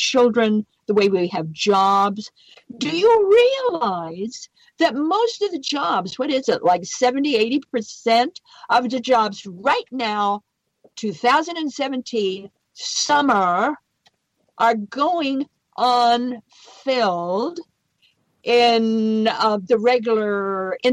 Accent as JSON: {"language": "English", "region": "Idaho", "country": "United States", "said": "we're good Westerners. We come from Idaho."}